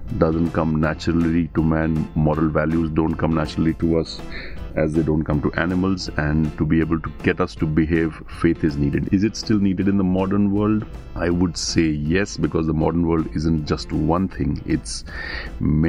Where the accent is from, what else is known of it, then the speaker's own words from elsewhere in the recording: Bangalore, Karnataka, India; I'm from Bangalore.